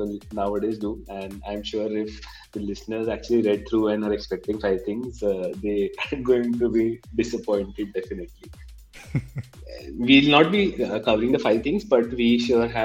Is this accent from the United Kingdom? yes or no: no; India; as an Indian